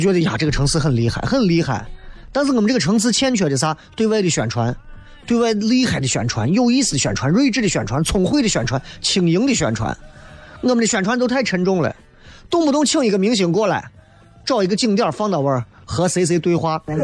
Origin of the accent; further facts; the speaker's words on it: Xi'an, Shaanxi, China; 我来自西安的